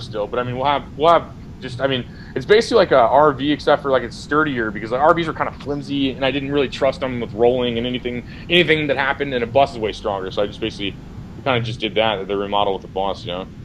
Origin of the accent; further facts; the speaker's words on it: Missouri, United States; I'm from Missouri.